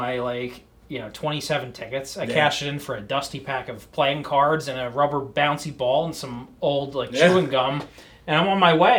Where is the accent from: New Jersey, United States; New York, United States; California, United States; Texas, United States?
New Jersey, United States; we're both from Jersey